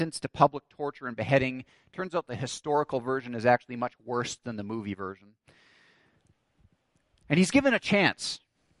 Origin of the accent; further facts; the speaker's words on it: Canada; growing up in Canada as I did